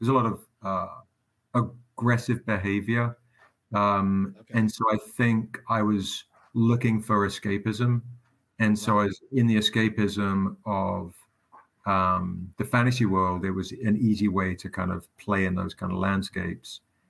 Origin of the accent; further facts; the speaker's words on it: England, United Kingdom; moved away; growing up in England